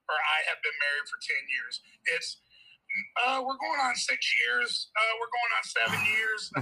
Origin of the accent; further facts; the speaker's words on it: Savannah, Georgia, United States; now in Statesboro, United States; well, I guess originally I'm from Savannah, but now I'm in Statesboro, Georgia, and I've been here for the last seven months.